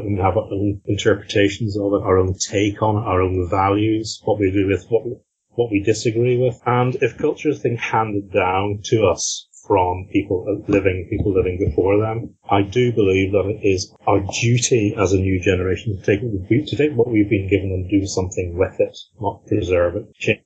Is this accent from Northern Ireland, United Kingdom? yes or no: yes; Northern Ireland, United Kingdom; growing up in Northern Ireland as officially a Protestant